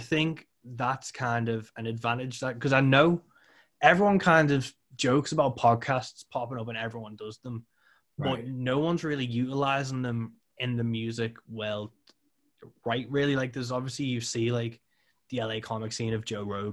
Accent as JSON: {"language": "English", "country": "United Kingdom", "said": "as a British person"}